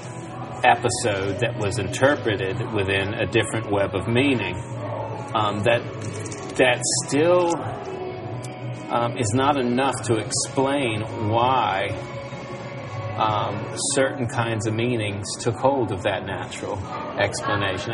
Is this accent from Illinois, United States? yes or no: no; Virginia, United States; I'm from Virginia, so we had vampires in our neighborhood